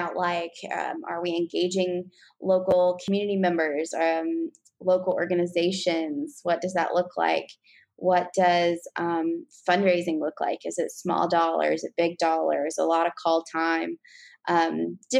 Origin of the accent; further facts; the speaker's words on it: West Virginia, United States; moved away as an adult; also born or lived in Northern Kentucky; now in Kentucky, United States; I'm actually originally from West Virginia, born and raised there.